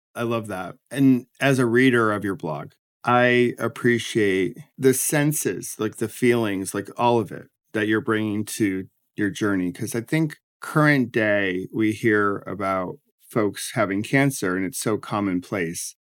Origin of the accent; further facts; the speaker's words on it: Rochester, New York, United States; also born or lived in Washington, D.C.; now in New Jersey, United States; I grew up in Rochester, New York, and then, uh, ended up in D C